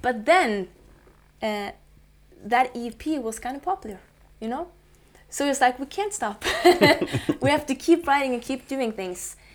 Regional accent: middle of Norway, central Norway, Norway; born and raised in the middle of Norway, uh, out by the coast, uh, small town.

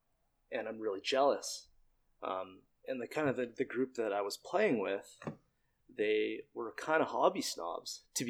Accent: Trail, British Columbia, Canada; I moved back to my hometown of Trail, where I live now.

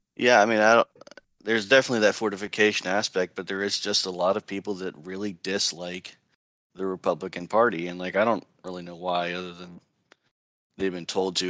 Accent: East Coast, United States; born or raised there

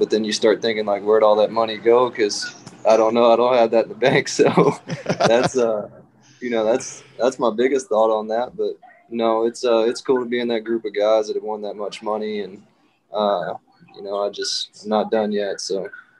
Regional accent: Jasper, Texas, United States; I grew up in Jasper, which is about 30 miles from where I live now

